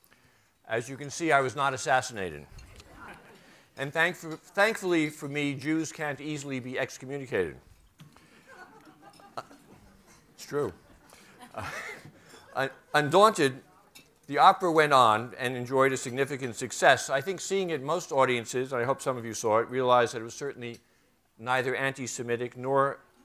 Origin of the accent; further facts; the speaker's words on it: New York, United States; I grew up on East 86th Street